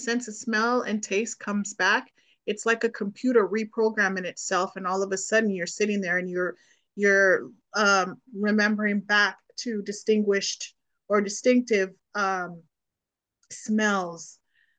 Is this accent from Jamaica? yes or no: yes; Jamaica; born there; I was born in Jamaica. So